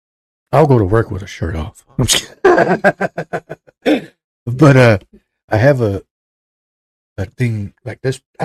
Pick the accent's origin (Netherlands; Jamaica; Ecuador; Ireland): Netherlands; anybody that knows me from growing up in Holland, you probably all saw it anyways.